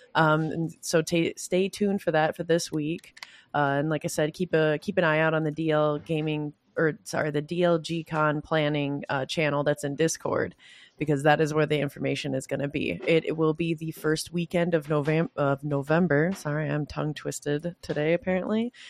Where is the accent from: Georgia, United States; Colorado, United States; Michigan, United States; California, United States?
Michigan, United States; I come from Michigan